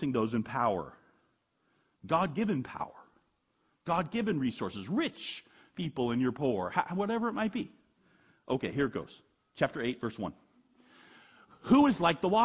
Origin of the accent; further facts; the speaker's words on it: United States; I'm an American